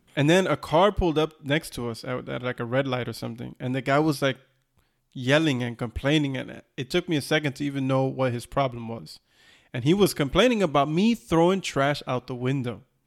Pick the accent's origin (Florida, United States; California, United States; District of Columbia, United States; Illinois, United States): Florida, United States; we grew up in Florida